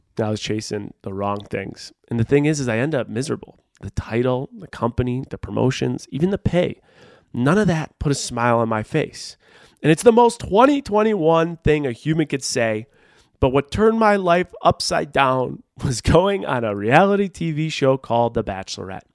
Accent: Buffalo, New York, United States; moved away as an adult; also born or lived in Rochester, New York / Seattle, Washington; I grew up in Buffalo, New York

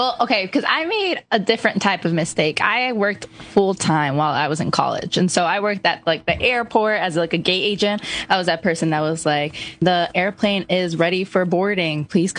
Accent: suburbs near Chicago, Illinois, United States; moved away; I am from the suburbs near Chicago, and so I went to Loyola of Chicago.

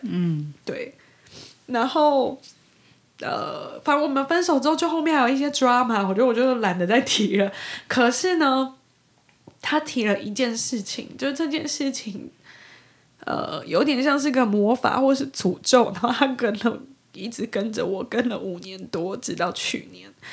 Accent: Taiwan; moved away as an adult; also born or lived in New York / Seattle; 因为我是台湾人，然后我在纽约念书

